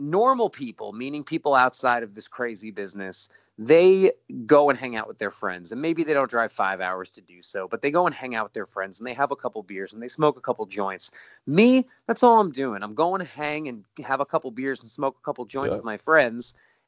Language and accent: English; Southern California, United States; moved away; also born or lived in Long Beach, California; I'm from Southern California